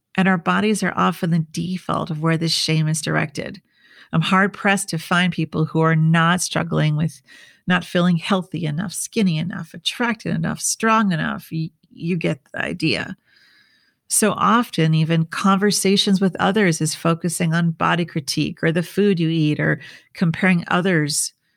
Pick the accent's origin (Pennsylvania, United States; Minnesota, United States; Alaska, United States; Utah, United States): Minnesota, United States; growing up in Minnesota in the 80s